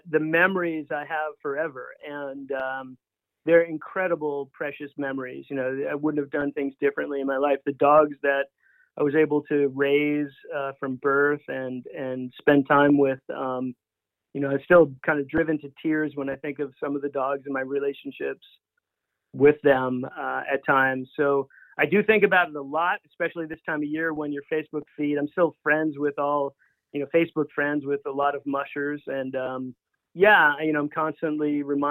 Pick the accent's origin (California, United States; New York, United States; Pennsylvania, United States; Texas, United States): New York, United States; Long Island; moved away as an adult; also born or lived in Alaska / Washington State; now in Washington, United States; Growing up in Long Island, New York, I sailed as a kid